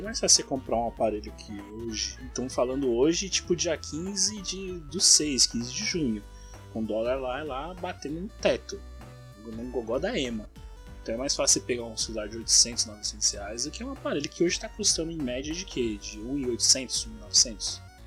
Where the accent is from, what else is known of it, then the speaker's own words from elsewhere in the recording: Mauá, São Paulo, Brazil; eu sou da BC, eu moro em Mauá